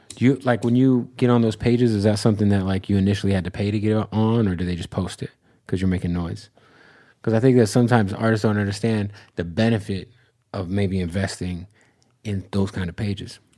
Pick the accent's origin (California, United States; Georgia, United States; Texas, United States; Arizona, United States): Arizona, United States; Phoenix; I'm from Arizona